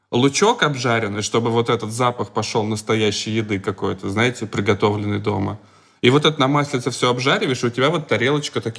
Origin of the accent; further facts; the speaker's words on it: Moscow, Russia; так как мы москвичи, мы такие, давайте ходить ну, на московские мероприятия.